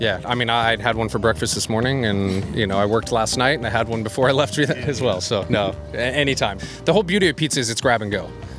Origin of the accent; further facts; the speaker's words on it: Albuquerque, New Mexico, United States; now in New York, United States; I'm from Albuquerque, New Mexico originally.